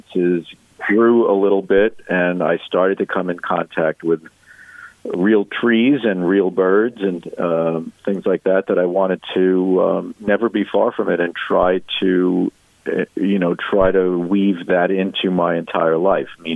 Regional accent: New York City, New York, United States; I grew up in Brooklyn, New York

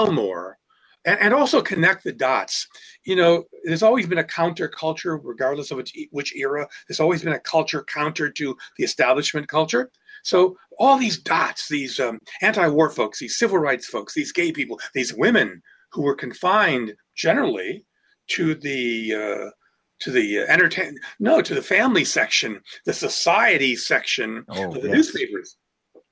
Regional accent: Detroit, Michigan, United States; also born or lived in Akron, Ohio / Grosse Pointe, Michigan; now in Ann Arbor, United States; I was born in Akron, Ohio, but my home planet is Detroit.

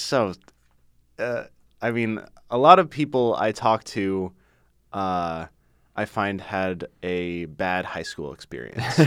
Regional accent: Ann Arbor, Michigan, United States; growing up in Ann Arbor

